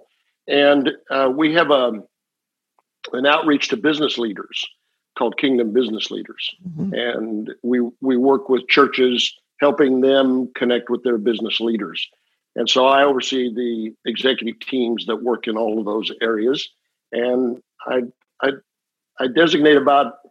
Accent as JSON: {"language": "English", "town": "Omaha", "region": "Nebraska", "country": "United States", "tie": "born or raised there", "also_born_or_lived": "Oklahoma City, Oklahoma / Amarillo, Texas", "moved": "as an adult", "said": "I grew up in Omaha, Nebraska."}